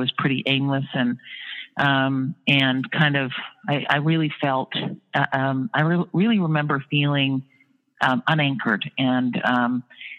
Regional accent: Sarnia, Ontario, Canada; moved away as an adult; also born or lived in Toronto, Ontario, Canada; now in New York City, United States; I was born in Sarnia, Ontario, Canada, went to school in Toronto.

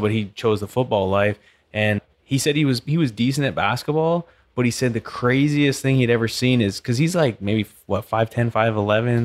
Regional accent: British Columbia, Canada; now in Katy, United States; I grew up in British Columbia where it's freshwater lakes

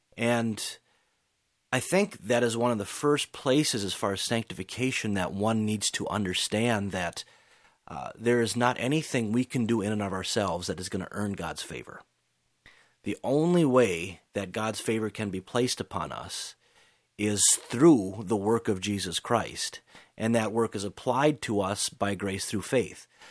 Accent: United States; us growing up in America

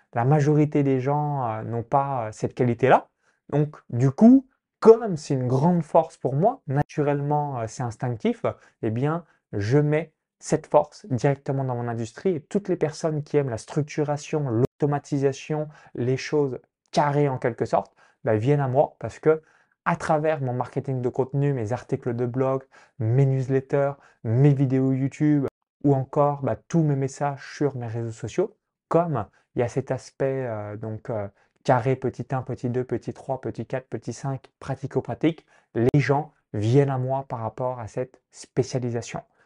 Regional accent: a farm 20 km from Chalon-sur-Saône, Bourgogne-Franche-Comté, France; j'ai grandi dans une ferme agricole à 20 km de Chalon-sous-Saône, donc dans un petit village

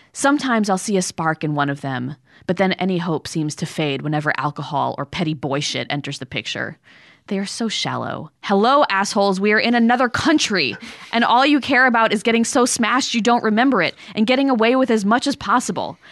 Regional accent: Connecticut, United States; moved away; the town I grew up in was very, very beautiful and lovely and a great public school

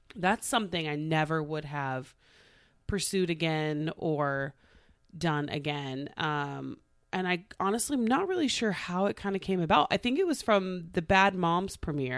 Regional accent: Tulsa, Oklahoma, United States; moved away; I got hired by Channel Two in Tulsa. My hometown

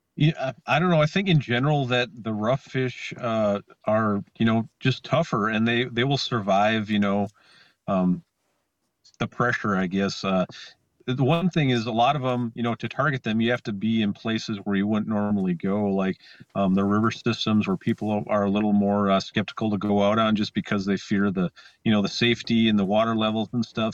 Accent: Lake Vermilion, Minnesota, United States; moved away; I grew up on Lake Vermilion

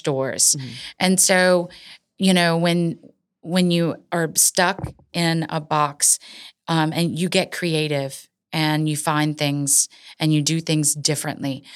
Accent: Cecilia, Louisiana, United States; my hometown, Cecilia

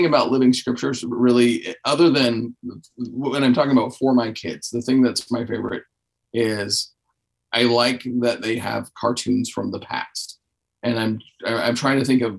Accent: Texas, United States; now in Arkansas, United States; I come from Texas

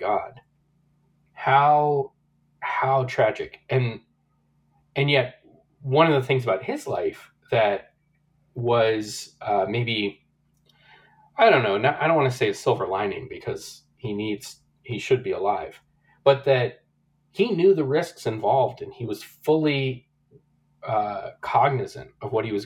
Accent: Nashville, Tennessee, United States; I grew up in Nashville, so far away from the West, from West Hollywood.

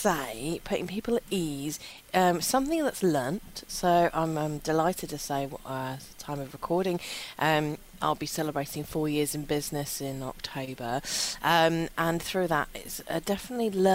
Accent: London, United Kingdom; I grew up in London

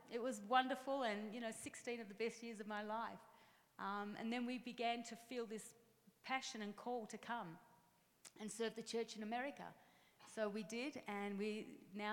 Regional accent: Melbourne, Victoria, Australia; accent: Australian; downtown Melbourne in Australia, which is where my accent is from

